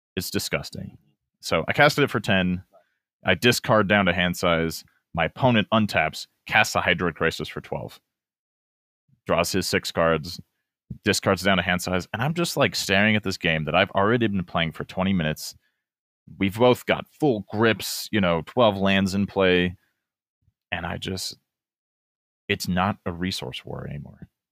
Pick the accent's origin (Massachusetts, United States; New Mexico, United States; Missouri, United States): New Mexico, United States; Albuquerque; I'm from Albuquerque, New Mexico